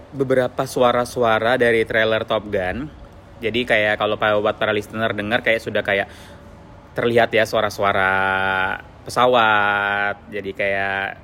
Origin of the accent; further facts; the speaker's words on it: Palembang, South Sumatra, Indonesia; now in Balikpapan, Indonesia; aku dari Palembang ya.